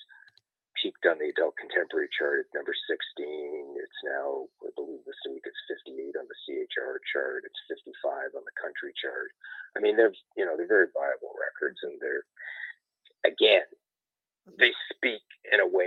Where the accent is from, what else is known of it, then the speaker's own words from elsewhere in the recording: Canada; moved away as an adult; now in United States; I'm Canadian, I'm originally from there.